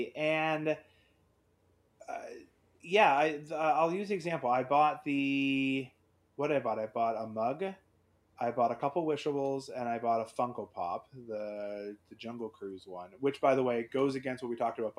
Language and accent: English; Canada; But as a Canadian, if you get a large order and it gets broken into two or three shipments, you're now paying that brokerage fee for UPS and the customs fee twice.